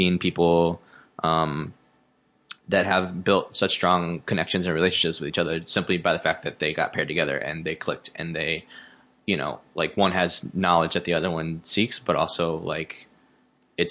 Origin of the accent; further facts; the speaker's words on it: Memphis, Tennessee, United States; moved away as an adult; now in Chicago, United States; I grew up in Memphis, which is a majority black city